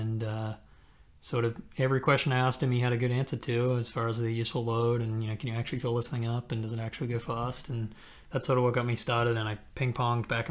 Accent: Armidale, New South Wales, Australia; moved away as an adult; also born or lived in Canberra, Australia; now in Oakland, United States; I'm originally from Armidale, Australia, which is sort of in the country, and then moved to Canberra

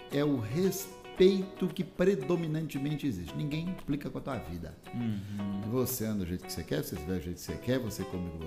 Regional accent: São Paulo, Brazil; Então eu sou paulista, sou brasileiro, mas eu sou skatista.

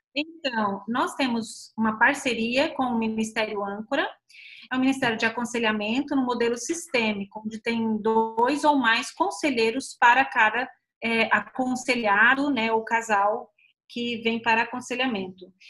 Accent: São Paulo, Brazil; moved away as an adult; also born or lived in Paraná / Curitiba; Eu nasci no Paraná, mas eu cresci em São Paulo

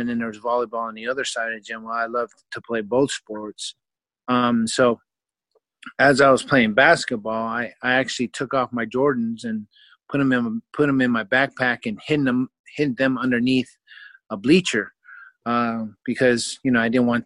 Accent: Vallejo, California, United States; moved away as an adult; also born or lived in Oklahoma; growing up in Vallejo, California

